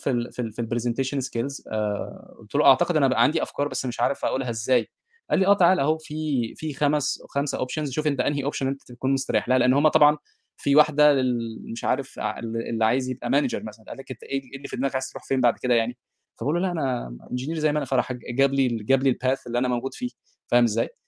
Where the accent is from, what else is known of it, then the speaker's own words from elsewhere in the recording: Egypt; moved away as an adult; انا ده ده حقيقي انا اول ما جيت من مصر